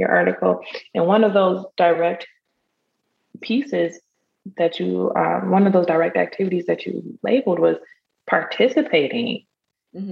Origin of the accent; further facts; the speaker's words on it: Michigan, United States; now in Texas, United States; I'm from, I'm, i live in Texas, but I'm from Michigan.